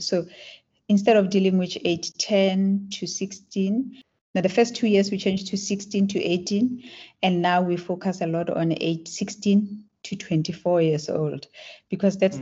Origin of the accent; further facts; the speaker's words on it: Klerksdorp, North West, South Africa; first language Tswana; English is a second language; So I grew up in South Africa. I was born in Klerksdorp